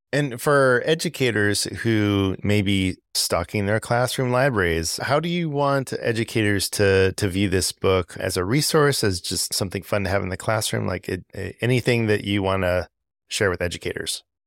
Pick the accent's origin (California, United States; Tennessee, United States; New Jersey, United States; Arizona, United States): California, United States; Southern; moved away as an adult; now in Georgia, United States; I'm originally from Southern California